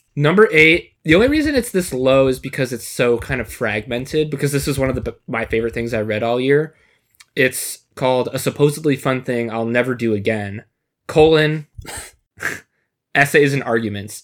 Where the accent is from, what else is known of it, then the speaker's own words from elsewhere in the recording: Michigan, United States; now in Chicago, United States; I grew up in Michigan and now living in Chicago